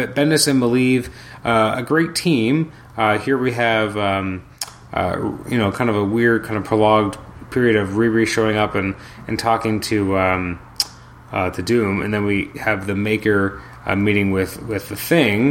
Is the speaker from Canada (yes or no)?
yes; Canada; I'm Canadian